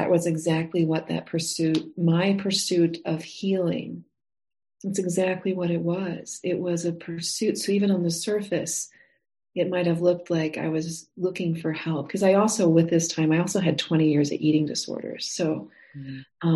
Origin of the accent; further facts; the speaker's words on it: the Midwest around the Great Lakes, United States; also born or lived in Montana; now in Texas, United States; I grew up in the Midwest around the Great Lakes